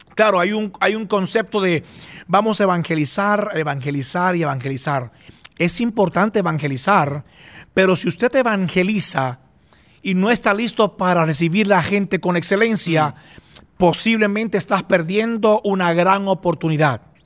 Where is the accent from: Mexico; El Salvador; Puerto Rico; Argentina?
Puerto Rico; yo soy de Puerto Rico, no soy de, no soy de, Israel